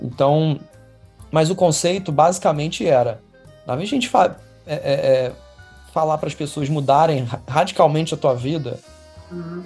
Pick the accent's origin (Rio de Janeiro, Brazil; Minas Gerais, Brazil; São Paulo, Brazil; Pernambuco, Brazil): Rio de Janeiro, Brazil; Carioca, nascido e criado no Rio de Janeiro, é. Zona Sul, Botafogo